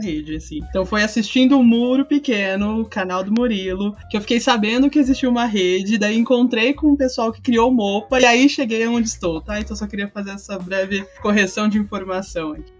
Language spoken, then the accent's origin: Portuguese; São Paulo, Brazil; sou de São Paulo também